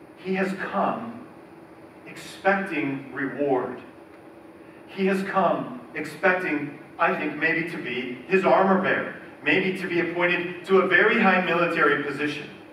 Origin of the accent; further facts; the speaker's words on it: United States; we, Americans